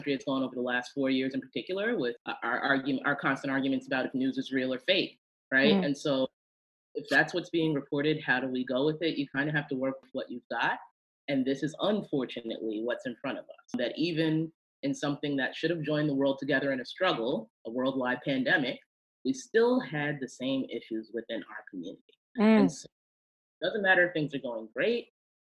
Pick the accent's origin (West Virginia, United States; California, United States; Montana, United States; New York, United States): New York, United States; also born or lived in Chicago; growing up in New York as a Lutheran